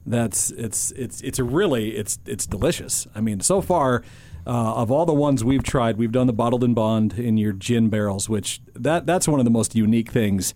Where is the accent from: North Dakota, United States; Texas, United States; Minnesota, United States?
North Dakota, United States; I was born and raised in North Dakota